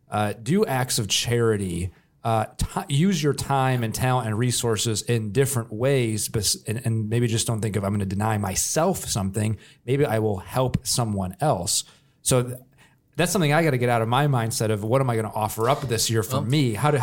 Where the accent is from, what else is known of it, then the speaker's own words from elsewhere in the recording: Joliet, Illinois, United States; now in Central Illinois, United States; I'm from Joliet, it's pop up there.